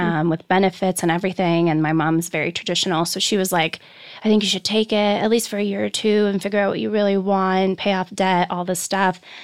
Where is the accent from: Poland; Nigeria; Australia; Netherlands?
Poland; also born or lived in Canada; now in Los Angeles, United States; I come from Poland